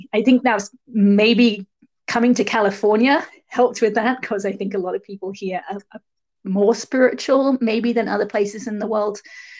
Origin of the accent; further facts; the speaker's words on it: England, United Kingdom; also born or lived in Barbados / Sierra Leone / Hong Kong / Bahrain; I grew up in England, but I also lived in several other countries. I lived in Barbados for a little while, and then Sierra Leone in West Africa, and then in Hong Kong, and then in Bahrain.